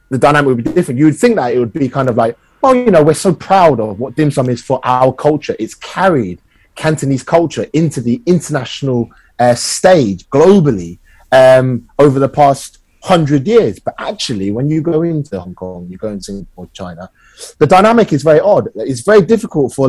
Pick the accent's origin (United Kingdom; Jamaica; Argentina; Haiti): United Kingdom; I am British-born Chinese. So I've navigated my own culture through the lens of growing up in the UK